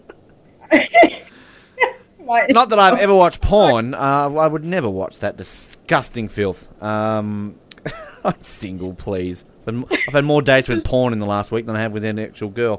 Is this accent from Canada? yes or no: no; Australia; as an Australian.